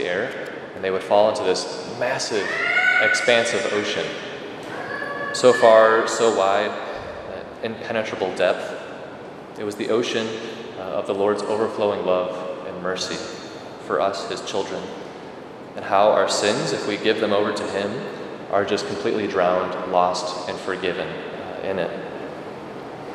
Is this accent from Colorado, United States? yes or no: no; Rockford, Illinois, United States; Growing up in Rockford